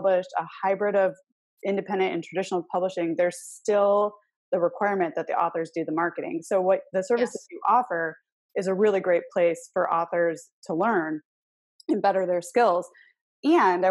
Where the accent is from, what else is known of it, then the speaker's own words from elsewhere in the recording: Michigan, United States; we're both from Michigan